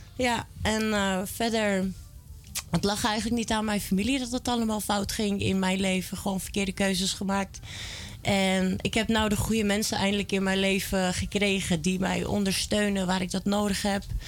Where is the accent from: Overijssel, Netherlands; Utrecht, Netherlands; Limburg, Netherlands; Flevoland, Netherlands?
Flevoland, Netherlands; Almere; also born or lived in Amsterdam / Belgium; Ik ben in Amsterdam geboren en in Almere opgegroeid.